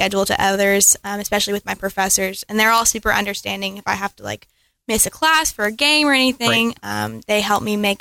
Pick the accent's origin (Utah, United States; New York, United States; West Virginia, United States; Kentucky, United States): Kentucky, United States; Frankfort; I am from Frankfort, Kentucky